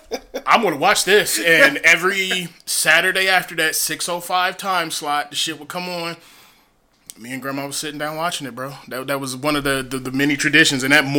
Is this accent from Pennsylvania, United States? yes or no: no; North Carolina, United States; we're from the South, and wrestling fans, you know, if you're from the South, from the North Carolina area like myself